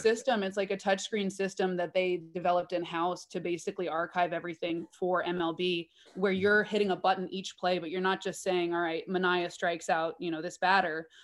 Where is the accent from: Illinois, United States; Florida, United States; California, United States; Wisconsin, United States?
California, United States; Oakland; I was born and bred in Oakland